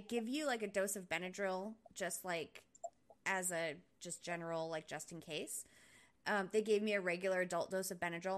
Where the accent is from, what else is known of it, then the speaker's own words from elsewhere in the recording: Rhode Island, United States; moved away as an adult; now in Oklahoma City, United States; I was actually a manager of a Dunkin' Donuts when I lived in Rhode Island